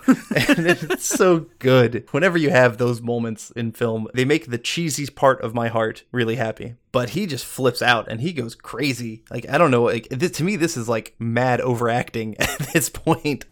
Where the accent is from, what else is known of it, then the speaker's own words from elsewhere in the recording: Atlanta, Georgia, United States; now in Los Angeles, United States; growing up in the Atlanta area in the nineties, you could not not be a Braves fan